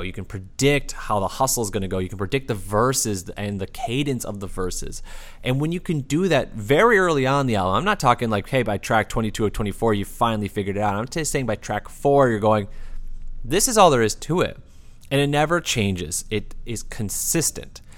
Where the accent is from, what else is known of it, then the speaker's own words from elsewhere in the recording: Midwest, United States; also born or lived in Texas; being a Midwesterner